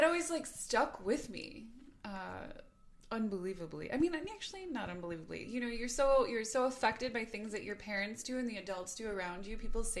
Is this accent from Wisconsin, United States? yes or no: yes; Milwaukee, Wisconsin, United States; also born or lived in Lake Country, Wisconsin / Brookfield, Wisconsin; Born in Milwaukee, but raised kind of between Milwaukee and Lake Country